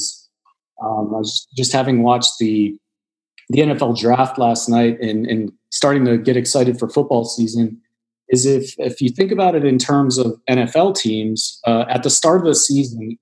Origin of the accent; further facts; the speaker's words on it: Washington, District of Columbia, United States; now in Charlotte, United States; I come from Washington, D.C.